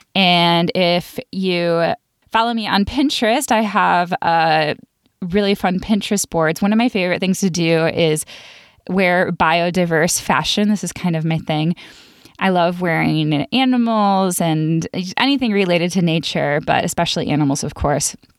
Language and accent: English; Buffalo, New York, United States; I grew up in Buffalo, New York, where we didn't have any venomous snakes